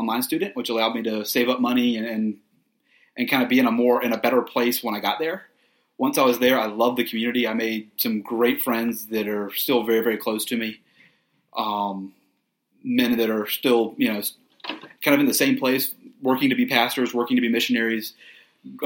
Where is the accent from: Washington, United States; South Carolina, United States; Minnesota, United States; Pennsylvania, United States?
South Carolina, United States; Columbia; grew up in a very Christian home, like we said, in Columbia